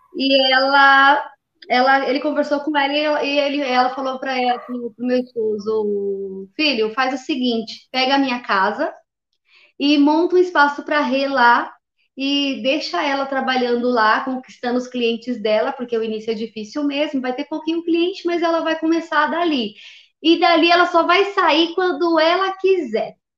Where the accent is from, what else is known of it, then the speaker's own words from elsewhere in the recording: São Paulo, Brazil; sou de São Paulo, capital